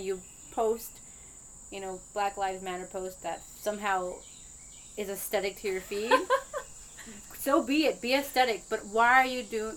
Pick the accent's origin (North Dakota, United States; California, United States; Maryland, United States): Maryland, United States; Langley Park; I grew up in Langley Park